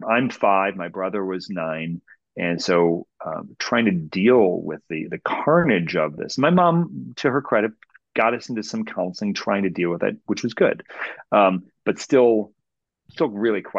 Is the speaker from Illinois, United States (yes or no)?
no; Cleveland, Ohio, United States; I'm from Cleveland